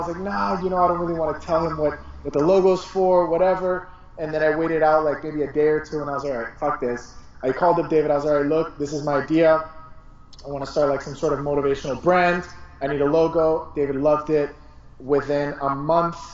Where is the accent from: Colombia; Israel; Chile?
Colombia; moved away; my home country, Colombia